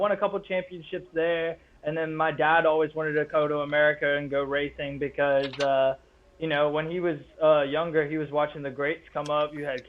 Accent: England, United Kingdom; now in New Orleans, United States; So I had another chance in front of them in New Orleans, where we moved to when I came over from England

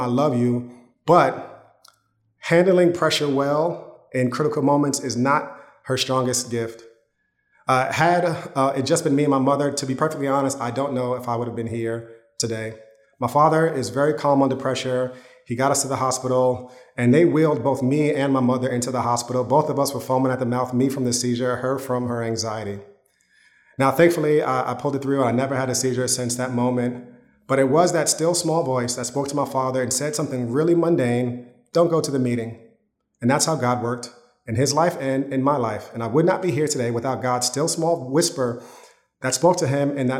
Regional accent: Yonkers, New York, United States; When I was growing up in Yonkers, my parents, we were living in an apartment

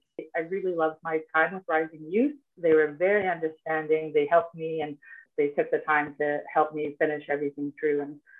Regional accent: Cambridge Bay, Nunavut, Canada; I was born and raised here in Cambridge Bay, Nunavut. I am 25 years old.

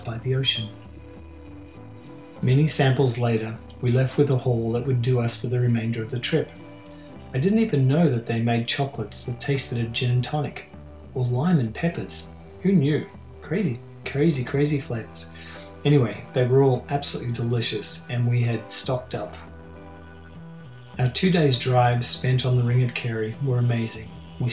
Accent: Australia; the hot and dusty rural community I grew up into in Australia

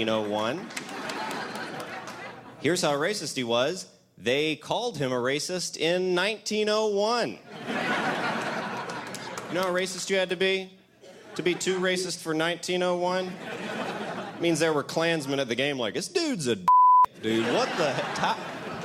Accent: Royston, Georgia, United States; I am originally from Royston, Georgia, the home of Ty Cobb

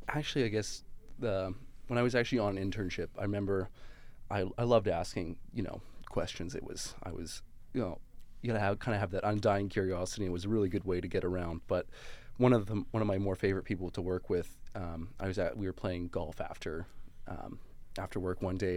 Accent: Calgary, Alberta, Canada; moved away; I'm actually originally from Calgary, Alberta

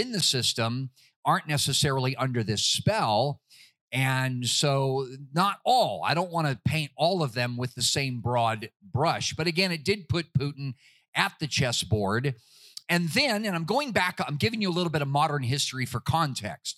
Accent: California, United States; moved away as an adult; now in Dallas, United States; when I grew up in California

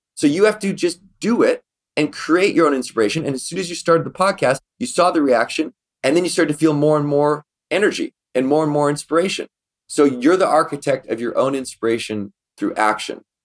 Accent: Victoria, British Columbia, Canada; in Victoria, B C, where we grew up in Canada

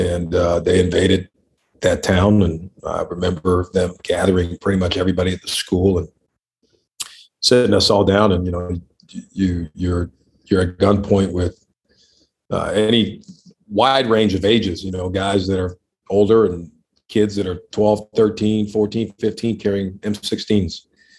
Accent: Liberia; born there; Yeah, I was born in Liberia, West Africa. That's where my dad is from. My mom is from Montana. She's from the States.

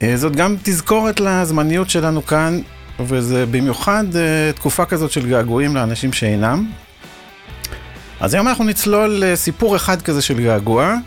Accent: Israel; אני גם קיבוצניק במקור

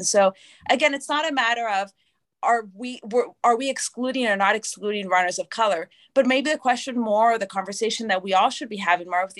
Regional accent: Canada; first language English; also born or lived in Argentina; now in Atlanta, United States; I'm Canadian, English is my first language

